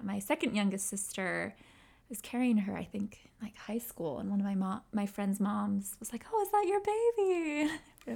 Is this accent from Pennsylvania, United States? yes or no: yes; Washington Crossing, Pennsylvania, United States; also born or lived in Levittown, Pennsylvania / Boston area; I grew up in Washington Crossing, Pennsylvania.